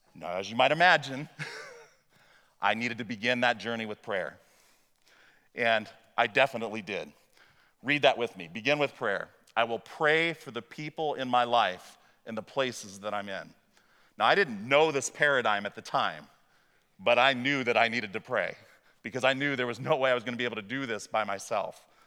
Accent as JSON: {"language": "English", "region": "Illinois", "country": "United States", "tie": "born or raised there", "also_born_or_lived": "Waverly, Iowa", "said": "my experience growing up in Muhammad, Illinois"}